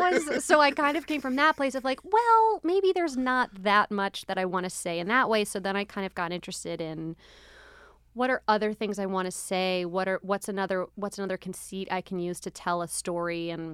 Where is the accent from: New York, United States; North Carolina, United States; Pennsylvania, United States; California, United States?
Pennsylvania, United States; Philadelphia; you'll be getting some background into, you know, how I became the way I am, where I'm from, my family, growing up in Philadelphia.